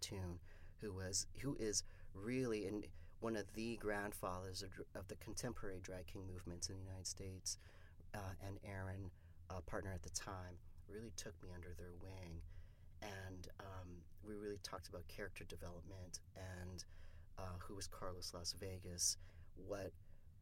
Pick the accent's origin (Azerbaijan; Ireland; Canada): Canada; I'm from Canada